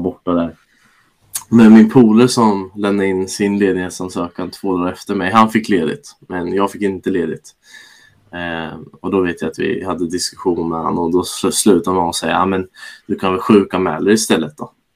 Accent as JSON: {"language": "Swedish", "town": "Norrköping", "region": "Östergötland", "country": "Sweden", "tie": "born or raised there", "said": "jag är ju född och uppvuxen i Norrköping"}